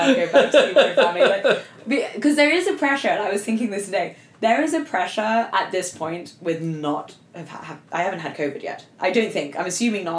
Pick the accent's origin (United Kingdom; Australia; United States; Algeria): United Kingdom; England; moved away; I'm going back to England. My being English